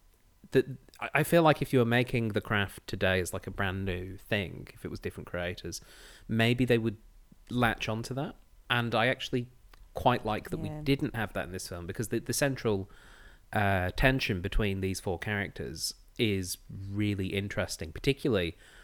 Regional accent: England, United Kingdom; now in Australia; Yes, I'm from the England.

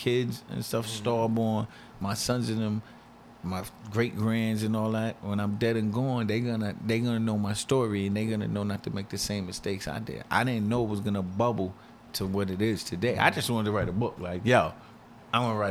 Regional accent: New York City, New York, United States; So in my neighborhood, I grew up in St. Omer's, Queens.

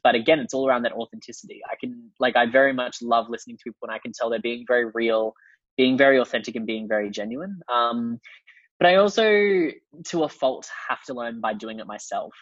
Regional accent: China; growing up in China

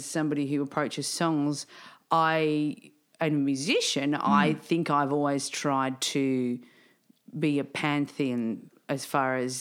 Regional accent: Dandenong, Victoria, Australia; I grew up in Dandenong

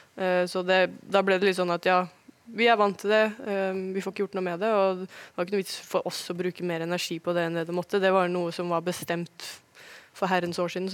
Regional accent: Oslo, Norway; moved away as an adult; also born or lived in Germany / Sweden; now in Wolfsburg, Germany; Jeg er jo født og oppvokst på Ullevål

